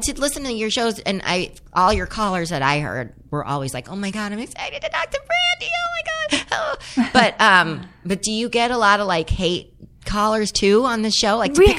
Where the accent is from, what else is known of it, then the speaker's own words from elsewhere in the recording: Los Angeles, California, United States; growing up in the San Fernando Valley, people were like, yeah, right, Paradise. But that's my Paradise. My parents are Italian.